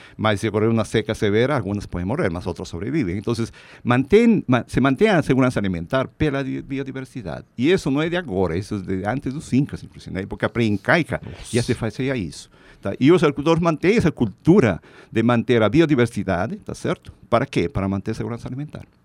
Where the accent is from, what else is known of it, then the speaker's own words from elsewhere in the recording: Peru; Portuguese is a second language; moved away as an adult; also born or lived in Lima, Peru / Viçosa, Minas Gerais, Brazil; now in São Paulo, Brazil; na minha cidade natal, lá no Peru